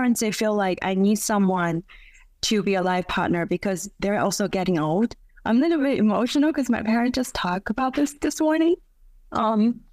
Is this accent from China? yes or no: yes; China; now in Beijing, China; in my hometown, in second-tier city